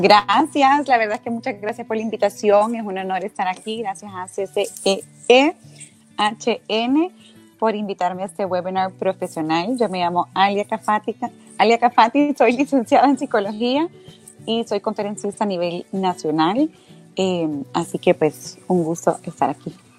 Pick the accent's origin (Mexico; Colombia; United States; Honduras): Honduras